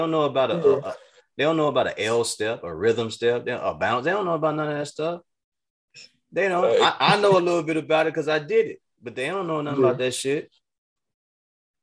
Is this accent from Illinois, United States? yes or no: yes; Chicago, Illinois, United States